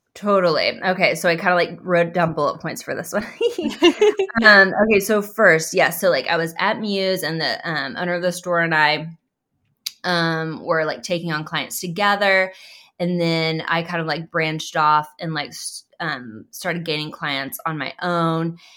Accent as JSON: {"language": "English", "town": "Oklahoma City", "region": "Oklahoma", "country": "United States", "tie": "born or raised there", "said": "I grew up in Oklahoma City."}